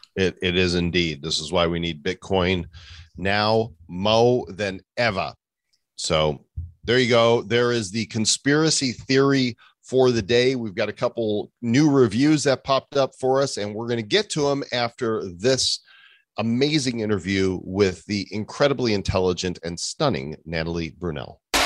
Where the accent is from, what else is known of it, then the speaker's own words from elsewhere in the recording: Northbrook, Illinois, United States; I grew up in Northbrook